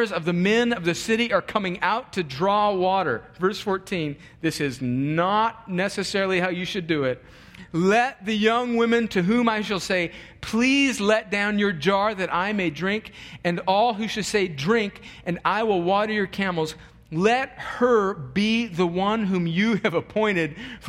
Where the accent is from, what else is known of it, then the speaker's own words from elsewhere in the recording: California, United States; moved away as an adult; also born or lived in New York; I'm from California, went to college in New York, had never been to the Deep South